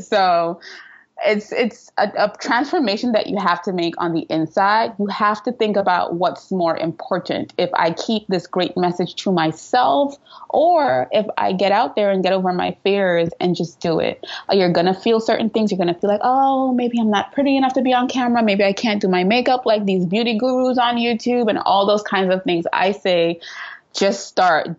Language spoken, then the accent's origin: English; Trinidad & Tobago; moved away as an adult; now in New York City, United States; I live in New York City, but I'm originally from Trinidad and Tobago. So you might hear a little accent in and out of there.